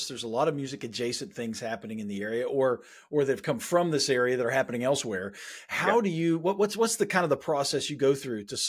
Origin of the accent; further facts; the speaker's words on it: West Virginia, United States; the gritty cultural life that we have growing up in West Virginia or elsewhere